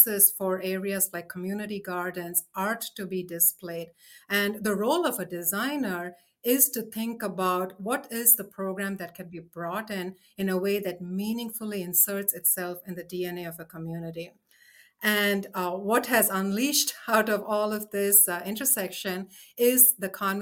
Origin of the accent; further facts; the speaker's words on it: India; moved away; I come from India